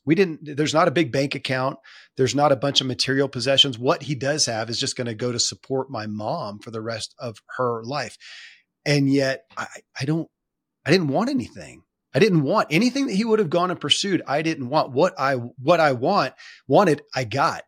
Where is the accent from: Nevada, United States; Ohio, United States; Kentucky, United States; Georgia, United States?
Kentucky, United States; born or raised there